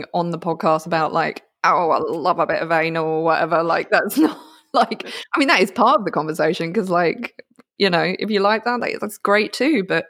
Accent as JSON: {"language": "English", "country": "United Kingdom", "said": "As a British person, I'm like, oh, thank you very much."}